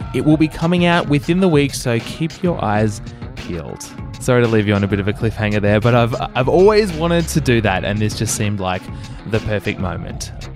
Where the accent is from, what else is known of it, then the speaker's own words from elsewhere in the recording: Melbourne, Victoria, Australia; my hometown, Melbourne, Australia